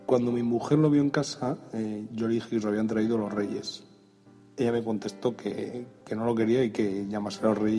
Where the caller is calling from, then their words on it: Pamplona, Navarre, Spain; Hola Emilcar y Orientes … de Pamplona. Eh, mi primer Mac lo compré eh, un 5 de enero de 2012 en una Premium Reseller de aquí de Pamplona.